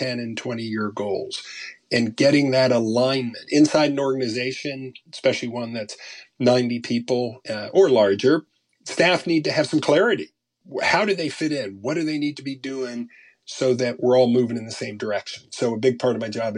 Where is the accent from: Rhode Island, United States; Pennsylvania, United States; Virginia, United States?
Virginia, United States; Arlington; I grew up outside of Washington, D.C. in Arlington, Virginia